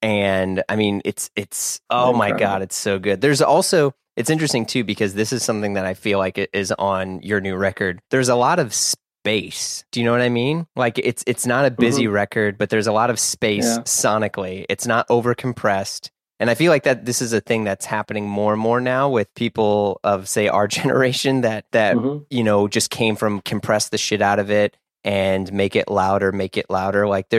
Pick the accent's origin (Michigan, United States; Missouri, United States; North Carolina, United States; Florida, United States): Missouri, United States; St. Louis; I'm from St. Louis, Missouri, and no one says it here.